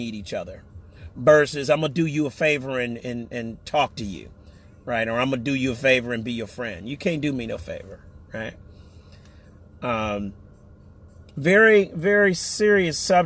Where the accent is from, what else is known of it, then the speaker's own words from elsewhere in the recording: United States; we as American citizens